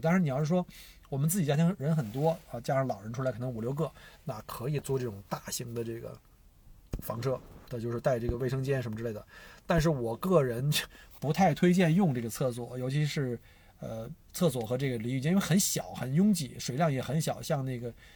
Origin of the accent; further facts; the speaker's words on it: China; now in Australia; 我们中国人